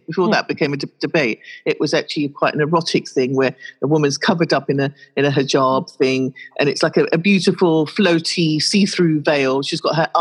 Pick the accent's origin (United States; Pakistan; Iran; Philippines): Pakistan; now in United Kingdom; I'm from Pakistan